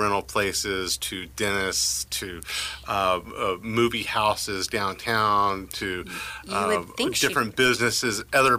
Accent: Midwest, United States; So we're from the Midwest.

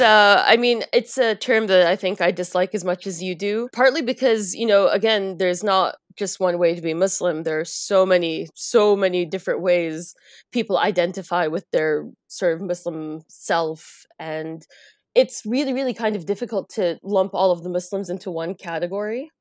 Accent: United States; now in Riyadh, Saudi Arabia; I was born and raised in the United States

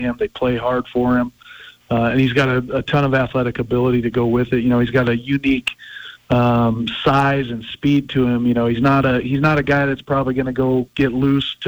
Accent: Pocatello, Idaho, United States; moved away; I grew up in Pocatello, Idaho

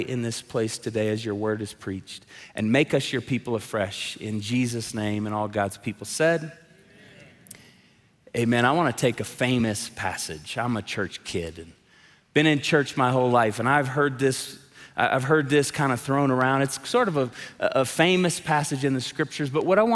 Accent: Tulsa, Oklahoma, United States; moved away; I'm a drummer, so I grew up playing drums in Tulsa

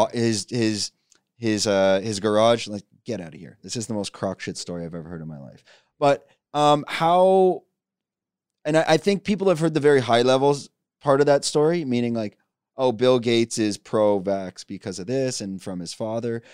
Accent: Canada; I have business in China, and I'm from Canada

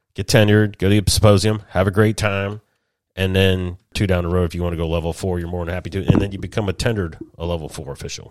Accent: Columbus, Ohio, United States; moved away; Columbus, Ohio, my old stomping ground. We're born and raised in Buckeye there in Central Ohio

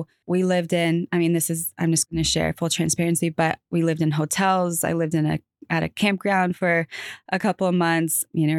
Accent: California, United States; moved away as an adult; now in North Carolina, United States; California, where I grew up

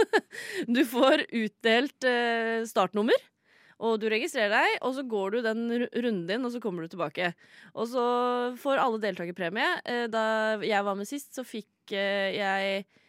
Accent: Sande, Vestfold, Norway; Jeg er fra Sande i Vestfold

